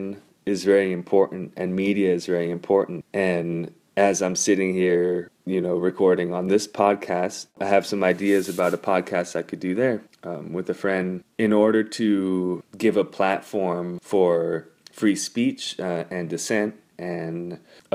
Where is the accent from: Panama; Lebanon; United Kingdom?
Panama; Panama City; now in New York, United States; I was born in Panama City, Panama, and I'm currently living in New York, where my mom's side of the family is from.